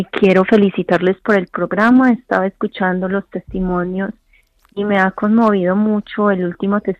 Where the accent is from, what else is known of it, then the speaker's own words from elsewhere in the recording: Colombia; porque como colombiana me siento bendecida de escuchar la palabra que construye.